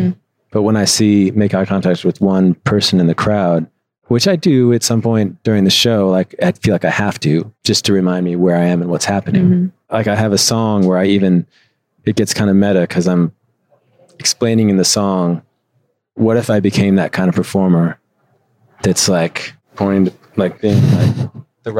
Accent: Chicago, Illinois, United States; moved away as an adult; also born or lived in Midwest; now in Los Angeles, United States; I would come back to what was supposed to be my hometown.

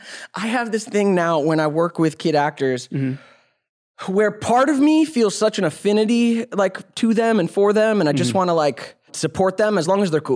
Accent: Georgia, United States; moved away; I grew up in Georgia, man, before coming out here.

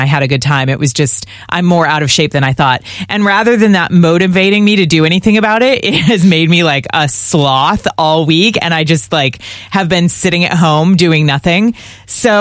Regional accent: California, United States; moved away; I'm from California

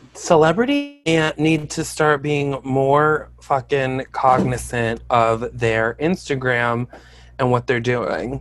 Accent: Albany, New York, United States; I'm from Albany, and my dad worked in Saratoga

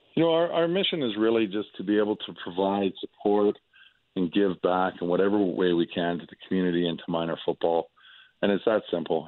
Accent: Calgary, Alberta, Canada; moved away as an adult; also born or lived in United States / Edmonton; I'm from Calgary

